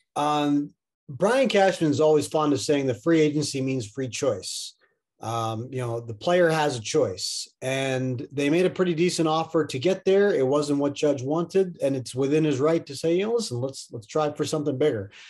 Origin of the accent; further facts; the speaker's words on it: Middletown, Pennsylvania, United States; I grew up in Middletown, Pennsylvania